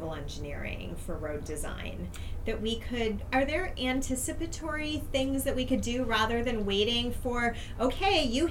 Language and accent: English; United States; as an American